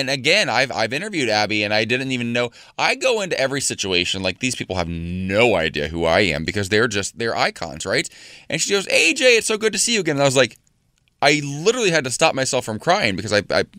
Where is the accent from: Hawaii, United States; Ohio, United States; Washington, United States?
Ohio, United States; moved away; In Cleveland, Ohio, I might add. My home state.